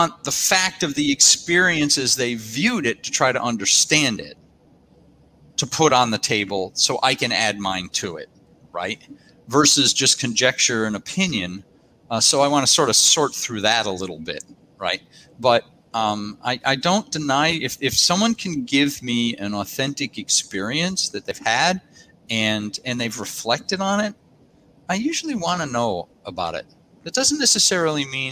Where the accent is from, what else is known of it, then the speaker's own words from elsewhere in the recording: United States; now in Australia; I'm an American. I was born in America, and both an American and Australian citizen